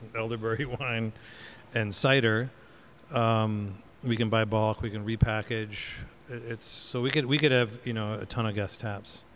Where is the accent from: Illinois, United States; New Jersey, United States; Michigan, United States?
Michigan, United States; moved away; my mother's in town from Michigan, my home state